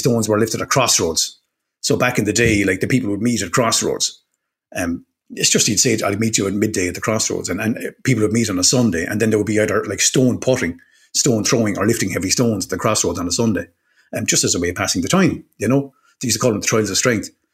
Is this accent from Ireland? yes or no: yes; Waterford, Munster, Ireland; I'm from Waterford